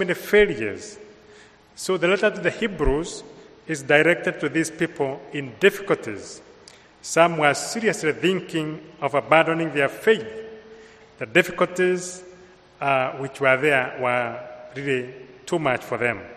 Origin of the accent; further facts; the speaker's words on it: Kenya; accent: Kenyan; moved away; I come from Kenya, so my accent is imported from Kenya